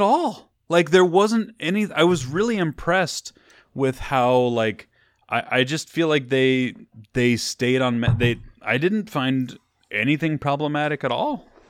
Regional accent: Missouri, United States; now in California, United States; when I was growing up in Missouri.

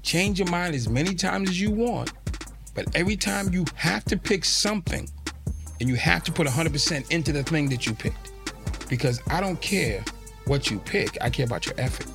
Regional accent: Boston, Massachusetts, United States; I'm from Boston

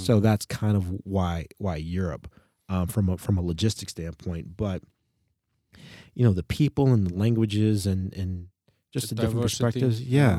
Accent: United States; That actually sort of burst my bubble growing up in the United States about what racism is

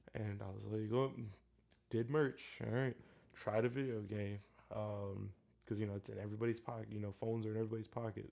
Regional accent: Elyria, Ohio, United States; Elyria, which is my hometown.

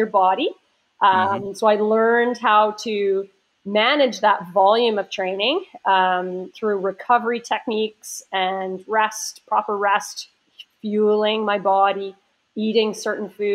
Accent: Waverley, Nova Scotia, Canada; I grew up in Waverley

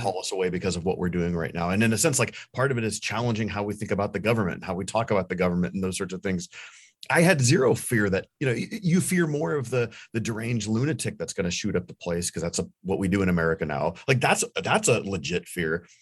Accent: United States; as an American living in an American church

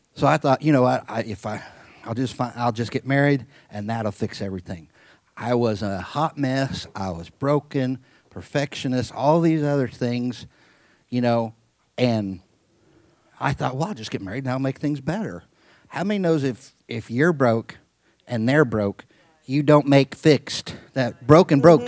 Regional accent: Midwest, United States; I was raised in the Midwest, pretty normal kid for the most part

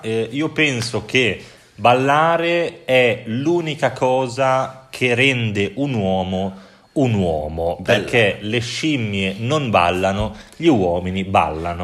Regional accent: Bologna, Emilia-Romagna, Italy; now in Prague, Czech Republic; sono di Bologna, la città più bella d'Italia

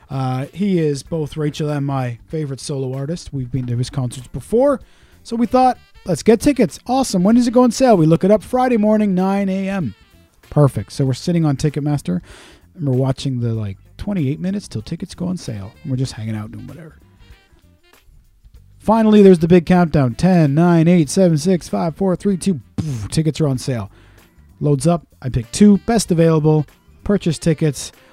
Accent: Pontypool, Wales, United Kingdom; born there; Oh, yeah, I was born in Pontypool.

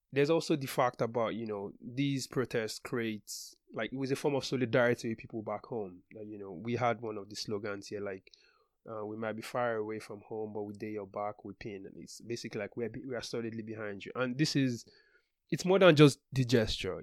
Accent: Nigeria; moved away as an adult; now in United States; I left Nigeria when I was 24 for the first time

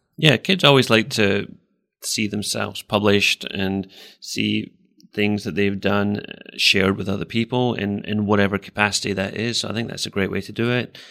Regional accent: Scotland, United Kingdom; moved away as an adult; also born or lived in England; now in Iowa, United States; I grew up in Scotland and spent most of my life there

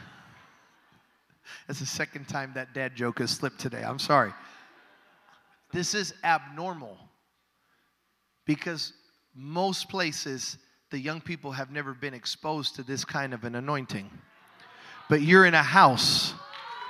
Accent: Chicago, Illinois, United States; I was born and raised in Chicago

